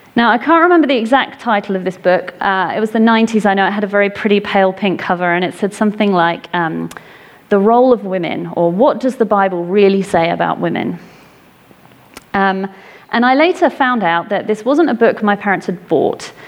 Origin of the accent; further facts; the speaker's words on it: England, United Kingdom; I grew up in England